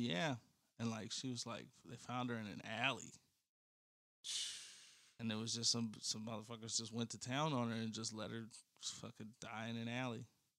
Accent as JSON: {"language": "English", "town": "Chicago Heights", "region": "Illinois", "country": "United States", "tie": "born or raised there", "said": "once I got to high school, I was like removed from the Heights"}